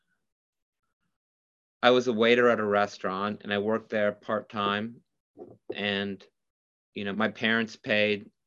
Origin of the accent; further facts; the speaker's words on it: Midwest, United States; I'm from the Midwest